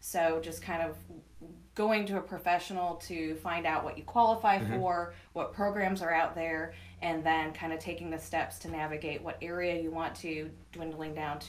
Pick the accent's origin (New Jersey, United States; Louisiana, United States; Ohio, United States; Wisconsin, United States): Ohio, United States; Cleveland; now in Lowcountry, United States; I'm not. I'm from Cleveland, Ohio.